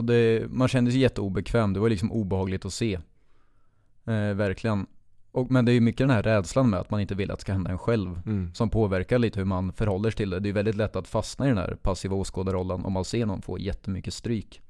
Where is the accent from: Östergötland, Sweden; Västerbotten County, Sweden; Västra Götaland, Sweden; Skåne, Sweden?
Östergötland, Sweden; Finspång; jag växte upp i Finspång